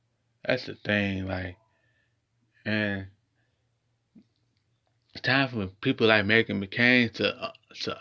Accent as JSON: {"language": "English", "region": "Ohio", "country": "United States", "tie": "born or raised there", "said": "my hometown, Ohio"}